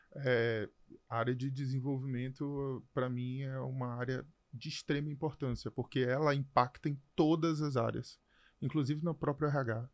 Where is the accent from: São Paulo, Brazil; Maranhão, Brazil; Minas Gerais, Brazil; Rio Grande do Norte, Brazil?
Maranhão, Brazil; São Luís; moved away as an adult; also born or lived in Canada / Brasília / Mato Grosso / Amazonas; Eu sou de São Luís, no Maranhão